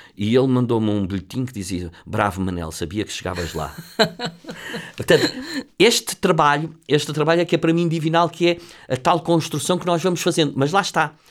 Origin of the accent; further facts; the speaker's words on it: Lisbon, Portugal; sou, sou de Lisboa, do bairro de Campolide